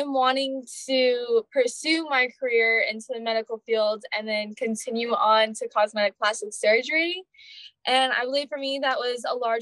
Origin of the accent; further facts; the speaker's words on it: Tucson, Arizona, United States; now in Phoenix, United States; I'm from Tucson, Arizona. Yeah. I was born and raised here, and I recently moved back to Phoenix